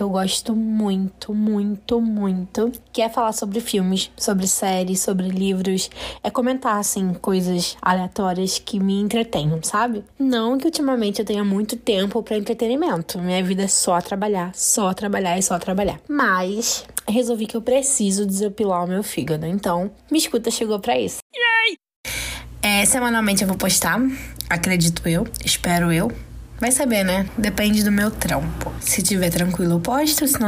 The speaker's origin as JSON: {"language": "Portuguese", "town": "Niterói", "region": "Rio de Janeiro", "country": "Brazil", "said": "eu tenho 30 anos. Eu sou de Niterói, aqui no Rio de Janeiro."}